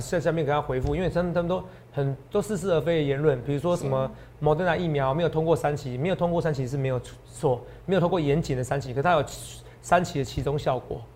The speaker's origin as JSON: {"language": "Chinese", "region": "New Taipei", "country": "Taiwan", "tie": "born or raised there", "said": "我也是在新北市长大的。哦，虽然我现在在这边工作，哦，我现在很多的起居点都是台北市"}